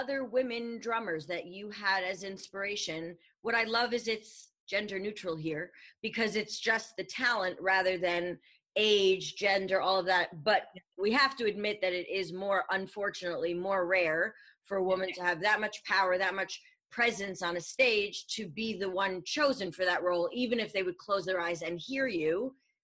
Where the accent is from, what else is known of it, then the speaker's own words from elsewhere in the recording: New York, United States; I'm a New Yorker